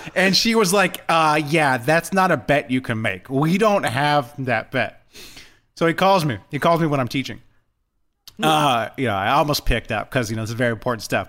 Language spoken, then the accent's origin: English; California, United States; I'm born and raised in Cali